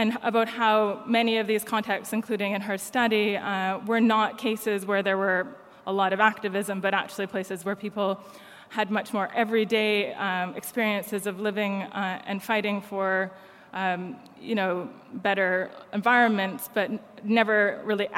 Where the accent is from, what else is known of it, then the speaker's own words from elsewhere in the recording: Canada; now in United Kingdom; I'm Canadian, but live in the UK